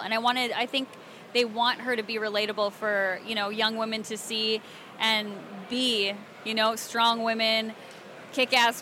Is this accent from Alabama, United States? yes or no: yes; Alabama, United States; I grew up in Alabama, so I know Southern